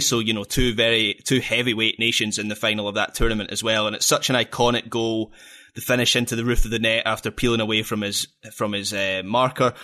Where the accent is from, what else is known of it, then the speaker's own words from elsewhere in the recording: Scotland, United Kingdom; I'm Scottish